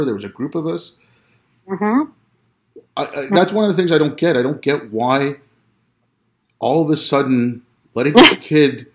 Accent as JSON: {"language": "English", "town": "Montreal", "region": "Quebec", "country": "Canada", "tie": "born or raised there", "said": "I grew up in Montreal."}